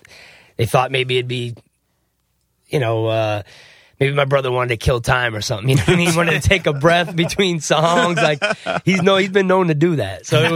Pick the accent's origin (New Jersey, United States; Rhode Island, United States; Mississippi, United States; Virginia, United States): New Jersey, United States; also born or lived in South Florida; I'm actually from New Jersey originally. I was born in Jersey.